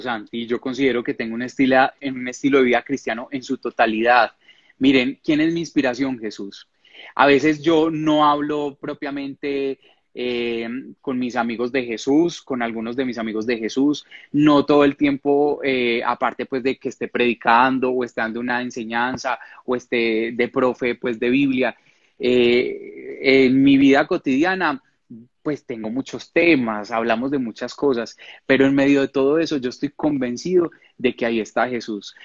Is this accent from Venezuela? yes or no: no; Medellín / Rionegro, Antioquia, Colombia; also born or lived in Cali; yo soy de Medellín, pero me fui a vivir a un pueblo, a Río Negro, muy cerca a La Ceja